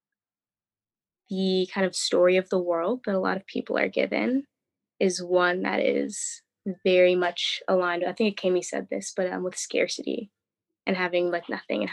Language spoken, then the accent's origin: English; Philadelphia, Pennsylvania, United States; I grew up in Philadelphia